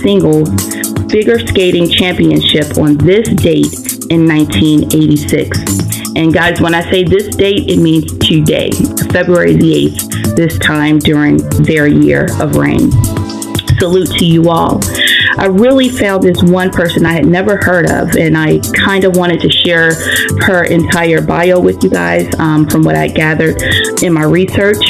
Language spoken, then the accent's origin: English; Anson County, North Carolina, United States; also born or lived in Charlotte, North Carolina / Maryland; I grew up uh, in Maryland for like the first uh, I guess eight nine years of my life, and then I moved to the wonderful metropolis Anson County, and um, I, I graduated from high school there, Anson County, North Carolina